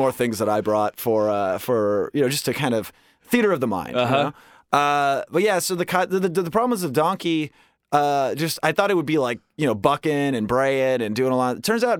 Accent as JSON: {"language": "English", "town": "Westchester", "region": "New York", "country": "United States", "said": "I'm from Westchester, okay?"}